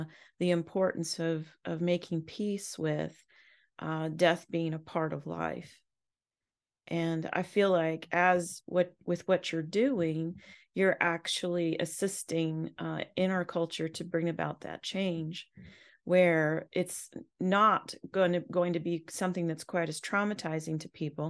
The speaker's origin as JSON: {"language": "English", "region": "Southern California", "country": "United States", "moved": "yes", "lives_now": "US South", "said": "I'm from Southern California"}